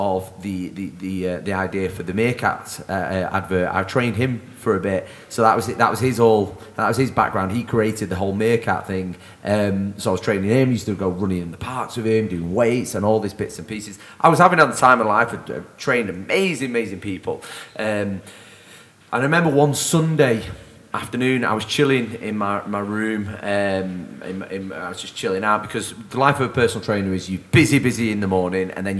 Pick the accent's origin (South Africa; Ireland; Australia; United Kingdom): United Kingdom; Manchester, North West England; moved away as an adult; also born or lived in London; I was back in Manchester